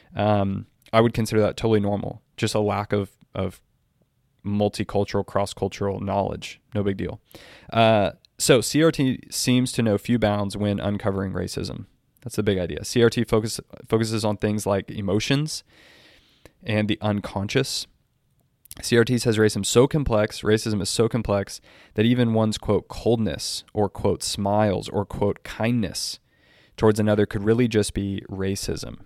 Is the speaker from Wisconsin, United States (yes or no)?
no; Texas, United States; I'm from Texas